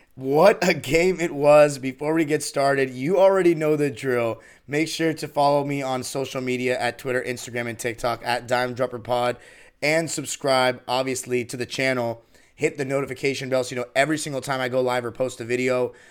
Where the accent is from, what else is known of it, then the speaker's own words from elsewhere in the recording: Los Angeles, California, United States; I'm from Los Angeles